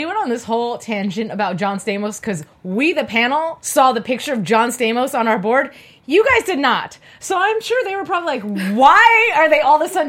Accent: Las Vegas, Nevada, United States; moved away; So I came from Vegas back in the day

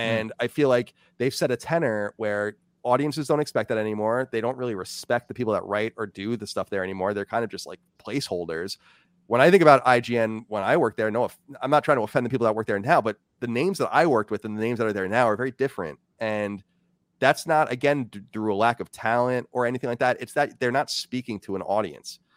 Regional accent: Long Island, New York, United States; now in Virginia, United States; I grew up on Long Island, very diverse place

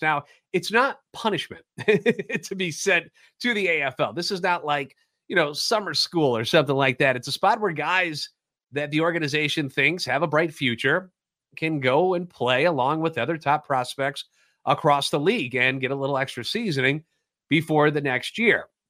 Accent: the Lou, Missouri, United States; Born and raised in the Louvre and a lifetime Cardinals fan

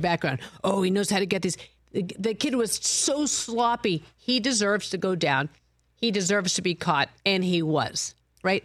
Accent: Boston, Massachusetts, United States; growing up in Boston, like my whole life

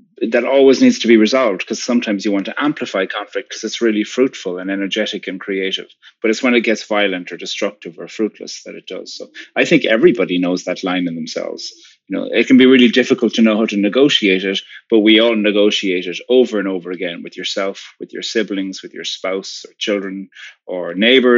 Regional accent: Ireland; I'm from Ireland, and normally I live there, but currently I'm living in New York City.

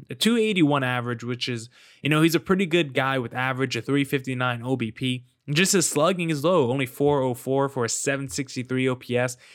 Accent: East Coast, United States; I'm from the East Coast

